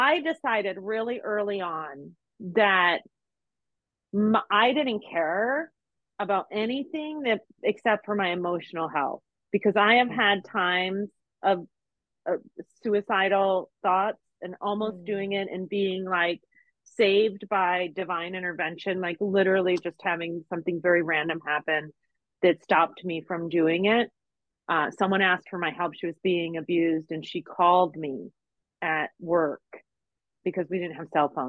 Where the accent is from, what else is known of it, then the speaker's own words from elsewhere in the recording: Las Vegas, Nevada, United States; moved away as an adult; also born or lived in Texas; I'm from Las Vegas